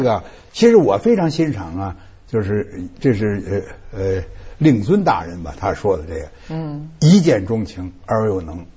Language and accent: Chinese; China; 我们中国人是很难接受的